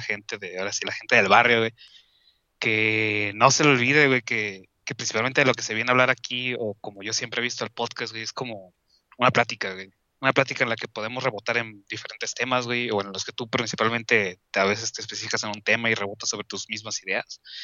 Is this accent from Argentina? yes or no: no; Mexico